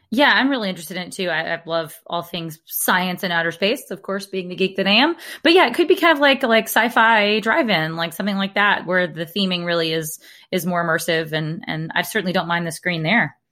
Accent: Alabama, United States; accent: Alabama; I grew up in Alabama where we have a town called Lafayette

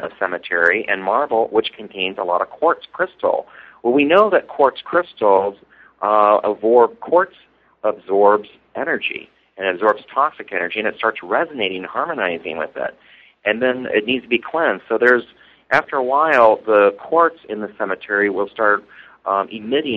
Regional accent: Indiana, United States; moved away as an adult; now in Chicago, United States; I live in Chicago. I've been here for 12 years. I'm from Indiana originally

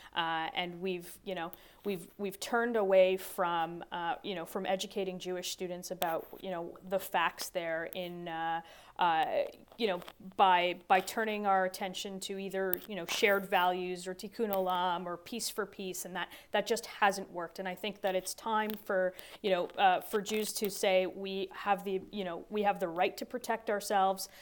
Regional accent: Toronto, Ontario, Canada; my hometown of Toronto

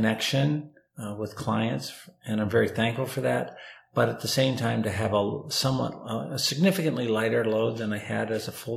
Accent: Lewiston, Maine, United States; moved away as an adult; also born or lived in Bangor, Maine / Falmouth, Maine / Scarborough, Maine; now in North Carolina, United States; I was born and raised in Lewiston

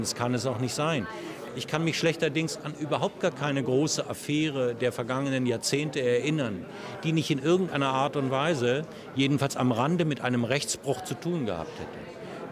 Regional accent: Germany; wir als Deutsche

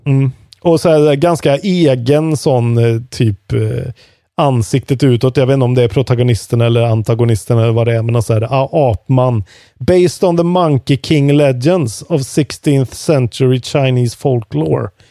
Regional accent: Värmland, Sweden; Som värmlänning

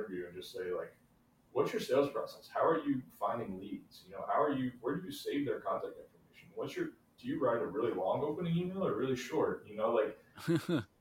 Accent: Brandenburg, Kentucky, United States; I'm from Brandenburg, Kentucky, a town of 2,000 people

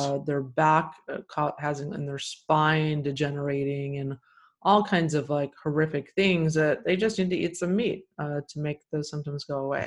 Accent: Texas, United States; I grew up in Texas

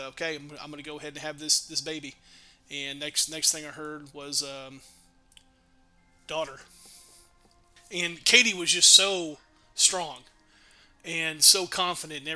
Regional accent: Dallas, Texas, United States; now in Denison, United States; So I'm from Dallas.

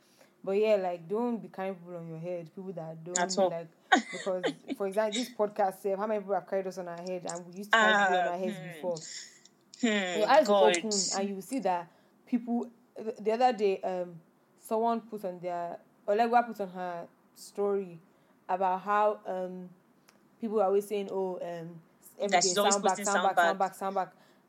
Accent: Nigeria; accent: Nigerian; You know, I have my normal Nigerian accent.

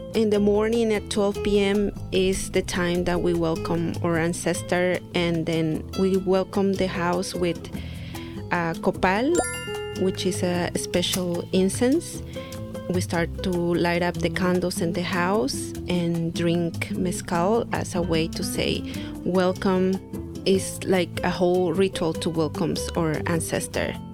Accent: Santiago Matatlán, Oaxaca, Mexico; I am from Oaxaca, Mexico to be specific, I'm from Santiago Matatlan, which is a little pueblo, little village, not little anymore. And we speak Zapoteco

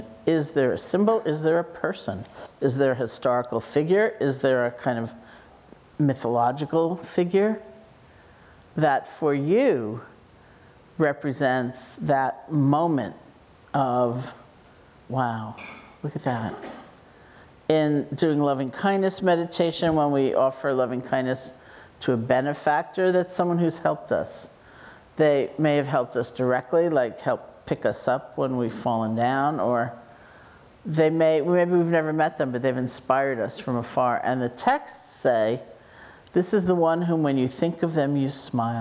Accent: New York City, New York, United States; I grew up in New York City

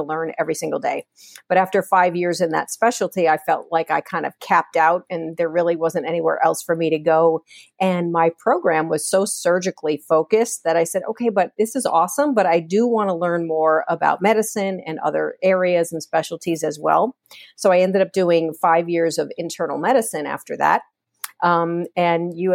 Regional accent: Port Chester, New York, United States; born and raised in Portchester, New York

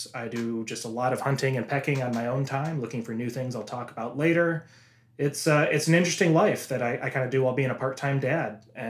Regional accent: Midwest, United States; now in Seattle, United States; I was born and bred in the Midwest.

